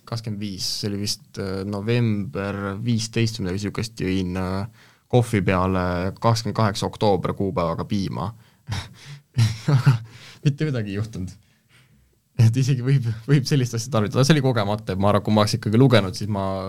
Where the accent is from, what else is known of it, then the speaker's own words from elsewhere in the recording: Estonia; ma olen maalt pärit